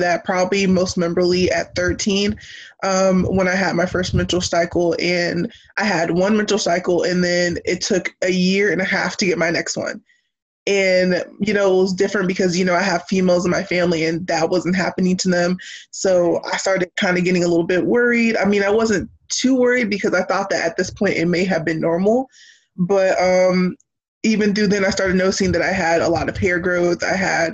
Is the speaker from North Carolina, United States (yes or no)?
yes; Jacksonville, North Carolina, United States; I am from Jacksonville, near Camp Lejeune and everything. Small town